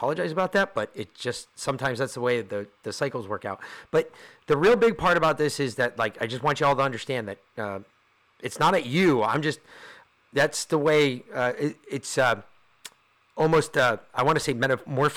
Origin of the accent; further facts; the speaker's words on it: New York, United States; I'm from New York